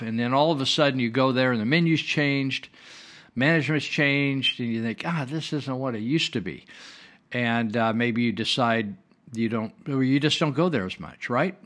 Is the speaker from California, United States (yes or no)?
yes; Marysville, California, United States; my hometown where I live, of Marysville, California